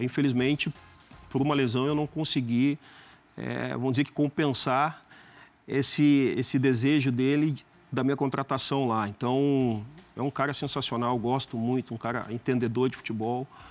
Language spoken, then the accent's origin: Portuguese; Brazil; moved away as an adult; para nós brasileiros